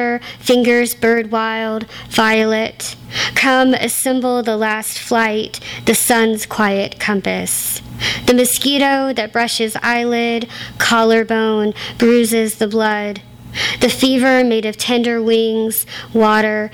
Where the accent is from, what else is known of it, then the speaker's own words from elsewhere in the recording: Gulf Coast, United States; I am a Gulf Coaster.